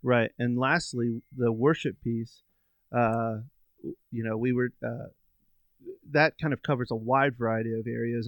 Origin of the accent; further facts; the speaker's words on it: Virginia, United States; moved away; I grew up on the East Coast, um, in Virginia